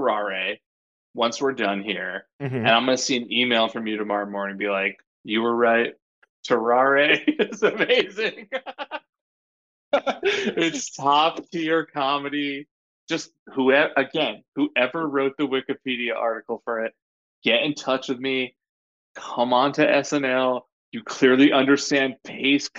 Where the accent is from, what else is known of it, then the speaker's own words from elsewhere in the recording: Madison, Connecticut, United States; moved away; my hometown of Madison, Connecticut